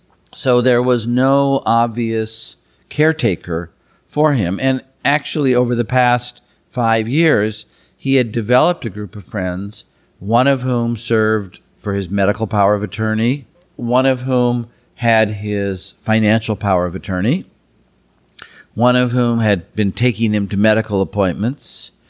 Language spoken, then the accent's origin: English; Minnesota, United States; moved away as an adult; now in San Francisco Bay Area, United States; I've been in the San Francisco Bay Area for 40 years. I grew up in Minnesota and came here for law school. And like many people who come to the Bay Area for school, I stayed. And I've been in the East Bay for 40 years